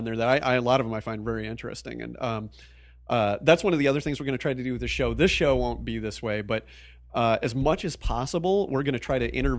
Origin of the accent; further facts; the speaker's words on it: East Coast, United States; also born or lived in Midwest, United States; I grew up in the Midwest and the East Coast. I kind of consider myself an East Coaster.